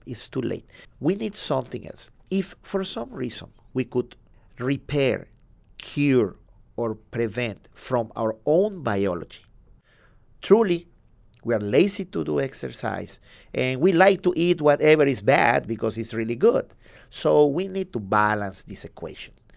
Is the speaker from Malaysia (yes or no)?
no; southern Mexico, Mexico; now in San Antonio, United States; I'm from Mexico, the south of Mexico.